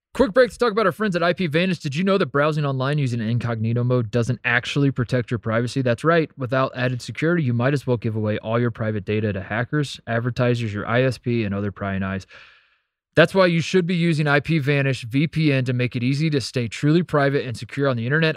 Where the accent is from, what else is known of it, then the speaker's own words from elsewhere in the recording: Brownsburg, Indiana, United States; I'm still from Hendricks County, Indiana